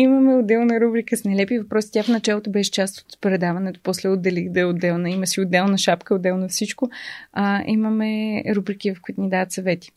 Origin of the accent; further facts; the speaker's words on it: Bulgaria; аз съм българка